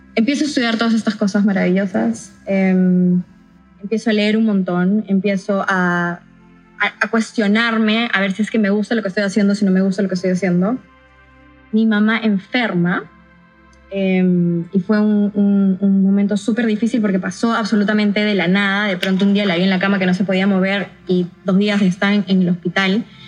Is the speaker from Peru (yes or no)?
yes; San Ramón, Junín, Peru; viví la mayor parte de mi infancia y mi adolescencia en San Ramón, Chanchamayo.